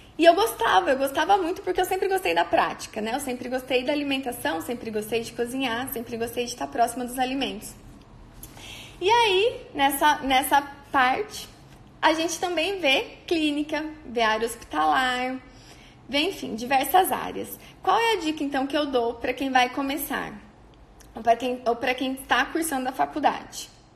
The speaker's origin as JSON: {"language": "Portuguese", "area": "on the border with Paraná", "region": "interior of São Paulo", "country": "Brazil", "moved": "as an adult", "lives_now": "Maringá, Brazil", "said": "eu sou do interior de São Paulo, na divisa com o Paraná"}